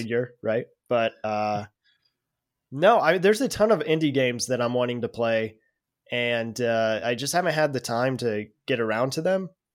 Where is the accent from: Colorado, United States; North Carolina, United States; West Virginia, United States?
Colorado, United States; Denver; I'm from Denver, Colorado.